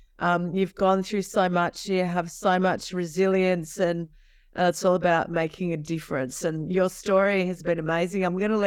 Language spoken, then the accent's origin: English; Sydney, New South Wales, Australia; We're Westie chicks. We come from the West, from the western suburbs of Sydney, where they breed them tough and they breed them strong.